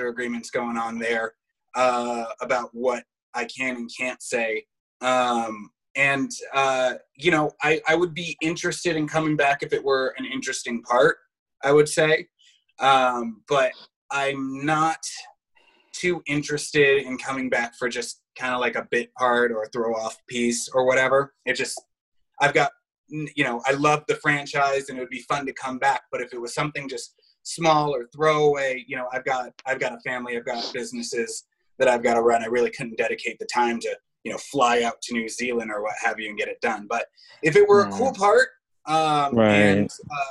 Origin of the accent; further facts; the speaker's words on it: Los Angeles, California, United States; growing up in Los Angeles